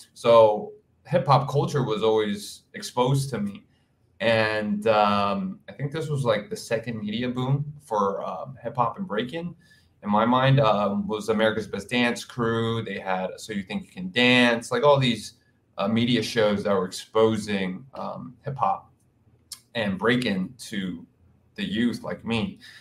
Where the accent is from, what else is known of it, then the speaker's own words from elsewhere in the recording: New York City, New York, United States; also born or lived in Hawaii; now in New York City, United States; I am from Queens, New York, born and raised